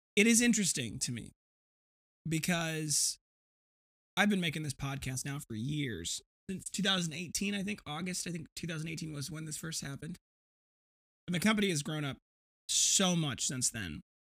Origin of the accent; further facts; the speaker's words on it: Janesville, Wisconsin, United States; my hometown of Janesville, not that far away